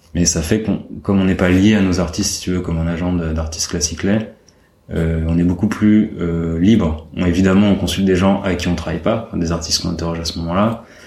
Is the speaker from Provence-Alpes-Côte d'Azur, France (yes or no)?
no; Paris, Île-de-France, France; j'ai grandi à Paris.